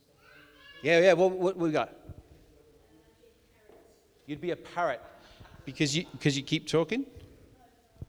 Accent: Wales, United Kingdom; I was brought up in Wales, spent a lot of time in mid Wales, walking the Breckens and things like that.

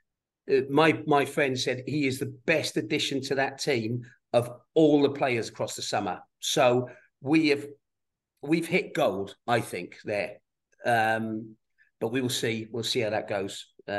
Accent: South Wales, United Kingdom; Nobody in my little village in South Wales had been anywhere near America

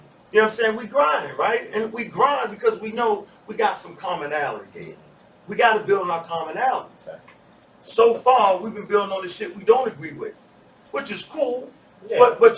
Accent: Baltimore, Maryland, United States; Like I came from Baltimore because it was like, man, how many times you gonna get shot and live, dude?

